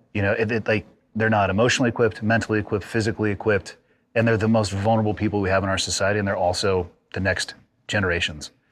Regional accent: California, United States; growing up in California

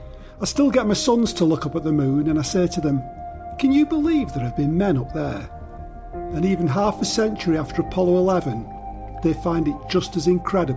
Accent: Dukinfield, North West England, United Kingdom; I'm from Duckingfield, just east of Manchester in England, UK, and I'm 62.

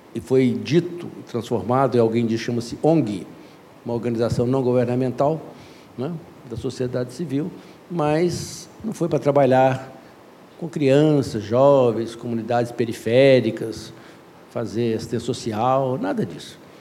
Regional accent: Belo Horizonte, Minas Gerais, Brazil; sou mineiro por sorte

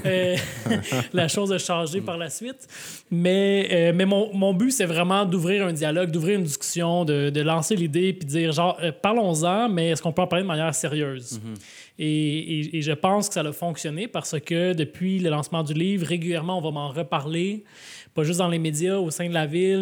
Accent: Laval, Quebec, Canada; J'ai grandi à Vimont, à Saint-François

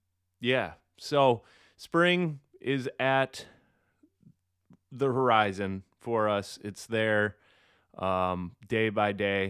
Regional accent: Michigan, United States; I'm from Michigan

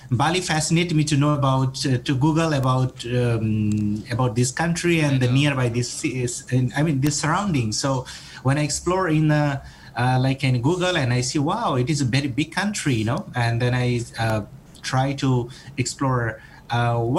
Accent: Nepal; moved away as an adult; now in Surabaya, Indonesia; I'm originally from Nepal and I came here in, in Indonesia, especially in Erlangga University, 2013-14

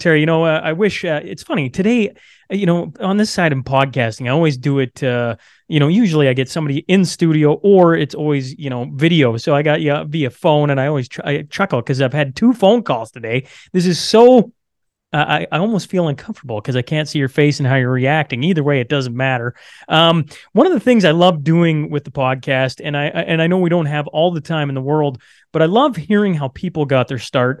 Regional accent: Saskatchewan, Canada; I am born and raised in Saskatchewan

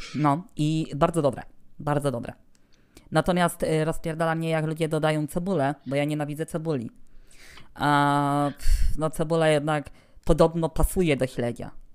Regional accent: Rzeszów, Subcarpathian Voivodeship, Poland; stąd ode mnie, czyli z Rzeszowa

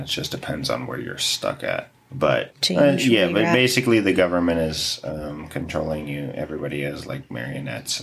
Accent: United States

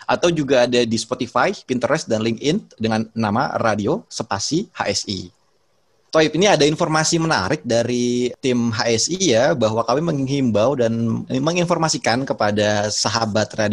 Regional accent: West Java, Indonesia; Saya orang Sunda juga sebetulnya.

